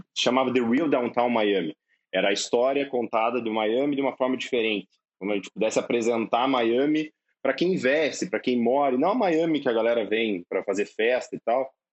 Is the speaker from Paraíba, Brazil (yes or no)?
no; Cascavel, Paraná, Brazil; eu sou de Cascavel, cara, eu sou do interior do Paraná.